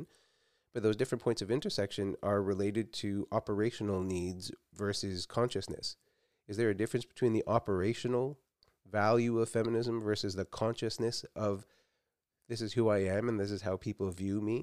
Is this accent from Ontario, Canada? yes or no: yes; Toronto, Ontario, Canada; now in west coast of Canada; I grew up in Toronto